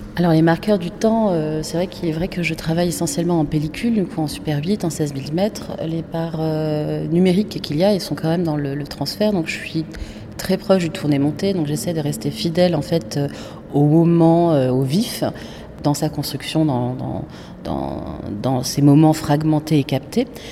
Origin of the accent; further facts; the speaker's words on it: Casablanca, Casablanca-Settat, Morocco; moved away; on est de Casa, qui est une autre capitale